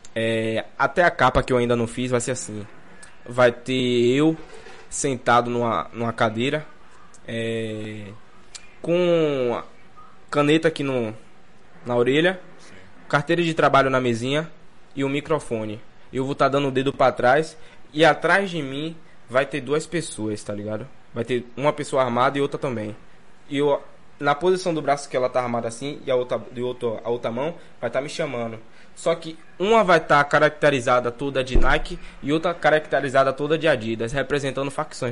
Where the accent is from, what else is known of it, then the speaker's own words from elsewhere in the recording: Salvador, Bahia, Brazil; Brongo é onde eu morava, meu avô até mora lá hoje. Onde eu praticamente nasci e criado